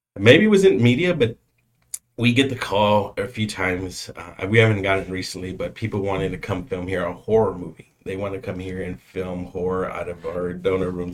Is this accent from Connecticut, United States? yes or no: no; San Antonio, Texas, United States; also born or lived in Boston; born and raised here, the south side of San Antonio. Um, grew up there until the age of maybe 20, 21